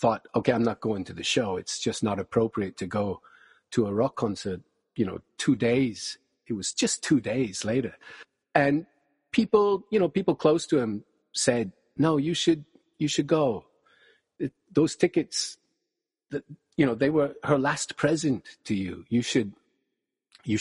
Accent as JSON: {"language": "English", "area": "small city near Kelowna", "region": "British Columbia", "country": "Canada", "tie": "born or raised there", "said": "Kelowna is 30 minutes down the highway from my hometown"}